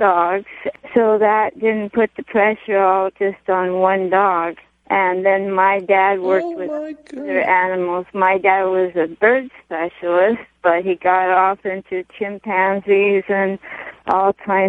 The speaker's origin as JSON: {"language": "English", "town": "Los Angeles", "region": "California", "country": "United States", "tie": "born or raised there", "said": "In L.A."}